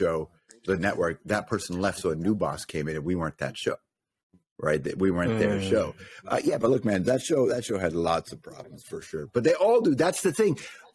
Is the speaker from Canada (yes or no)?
yes; Toronto, Ontario, Canada; also born or lived in Rexdale / Malton; I grew up in North York, so I went from Jane and Wilson, Jane and Finch to Rex